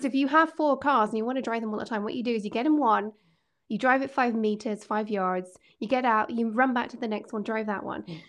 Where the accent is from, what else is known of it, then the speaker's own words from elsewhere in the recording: Scotland, United Kingdom; I'm a Scot and I love living here